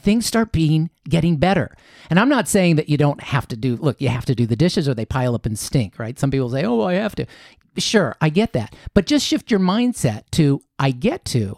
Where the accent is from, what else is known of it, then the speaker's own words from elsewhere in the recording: Columbus, Ohio, United States; moved away as an adult; also born or lived in Chicago, Illinois / Japan; now in Costa Mesa, United States; I was born in Chicago, was there till I was seven, and then I moved over to Columbus